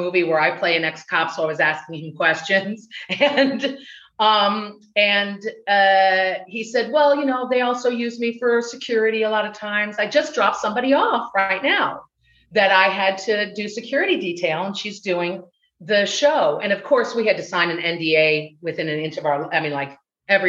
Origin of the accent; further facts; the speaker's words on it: Midwest, United States; accent: Chicago; moved away as an adult; also born or lived in Chicago; now in Los Angeles, United States; the Midwesterner that I am